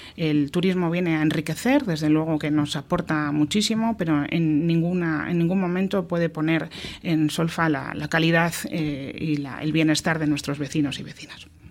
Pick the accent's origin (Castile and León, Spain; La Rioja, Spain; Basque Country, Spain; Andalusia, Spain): Basque Country, Spain; Getxo; ser alcaldesa de mi pueblo